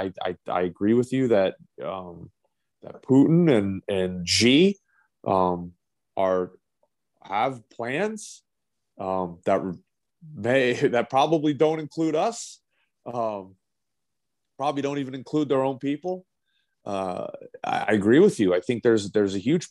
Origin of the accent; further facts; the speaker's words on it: United States; as an American from the United States perspective